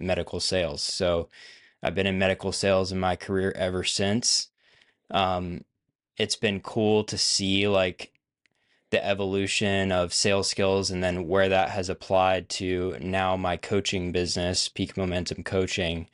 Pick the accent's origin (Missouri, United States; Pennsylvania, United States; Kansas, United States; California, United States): Pennsylvania, United States; moved away as an adult; now in Nashville, United States; I grew up in Pennsylvania. So a northerner at heart. I now live in the South, so I'm in Nashville, Tennessee.